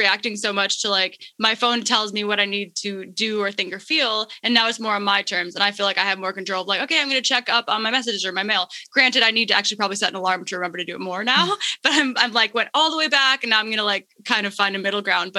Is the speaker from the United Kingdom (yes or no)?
no; Minnesota, United States; also born or lived in Congo; I'm from Minnesota